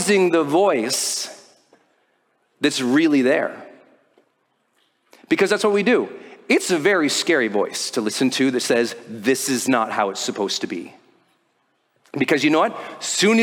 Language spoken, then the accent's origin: English; Montana, United States; I'm from Montana